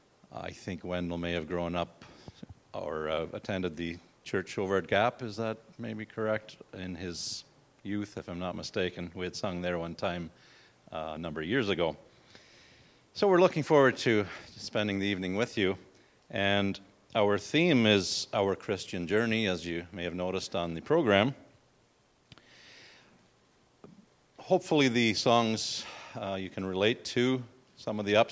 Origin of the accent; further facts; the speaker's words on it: Florradale, Ontario, Canada; we are from Canada, Floridale, Ontario